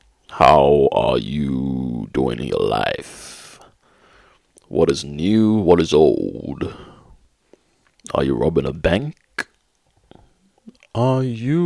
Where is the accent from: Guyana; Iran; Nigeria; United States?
Nigeria; now in United Kingdom; growing up in Nigeria